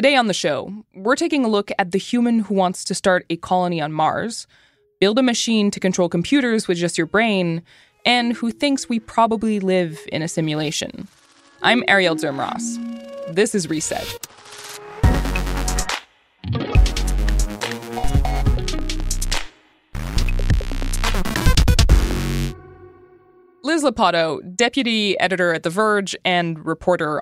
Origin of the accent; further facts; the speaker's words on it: Canada; As a Canadian